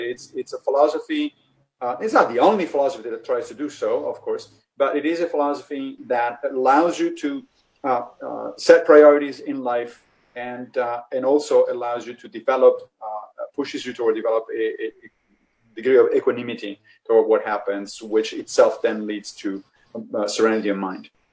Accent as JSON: {"language": "English", "town": "Rome", "region": "Lazio", "country": "Italy", "tie": "born or raised there", "said": "I grew up in Italy in Rome"}